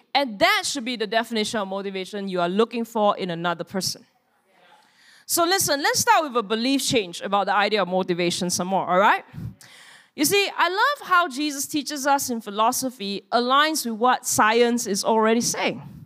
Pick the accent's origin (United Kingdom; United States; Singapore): Singapore; we are Singaporean